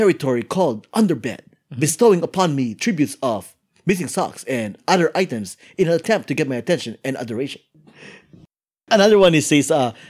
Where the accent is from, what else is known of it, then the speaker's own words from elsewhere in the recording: New York, United States; As a New Yorker here.